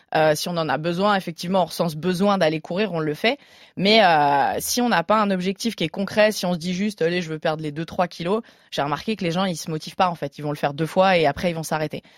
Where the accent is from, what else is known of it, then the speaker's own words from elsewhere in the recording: Burgundy, Bourgogne-Franche-Comté, France; now in Paris, France; Moi, je suis originaire de Bourgogne à la base